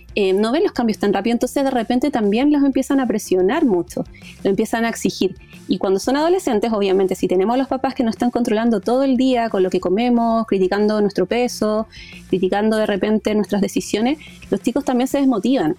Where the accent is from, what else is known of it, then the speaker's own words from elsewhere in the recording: Chile; yo soy psicóloga de Chile